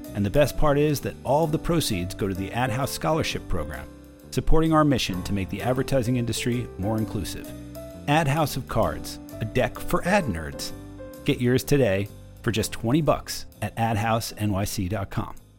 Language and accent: English; New Jersey, United States; growing up in New Jersey. I did that too